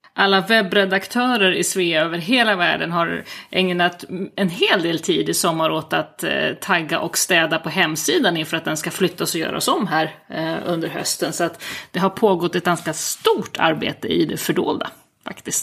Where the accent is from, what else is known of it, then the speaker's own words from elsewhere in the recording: Uppland, Sweden; moved away as an adult; also born or lived in Skåne; now in Italy; jag är väl uppvuxen i Uppland i vanliga fall. jag brukar säga att jag har vuxit upp i trakterna kring Arlanda